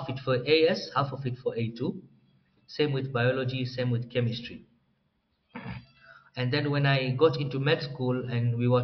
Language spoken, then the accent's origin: English; Dar es Salaam, Tanzania; moved away as an adult; also born or lived in Moshi, Tanzania; now in Nairobi, Kenya; I was born and raised in Tanzania, Dar es Salaam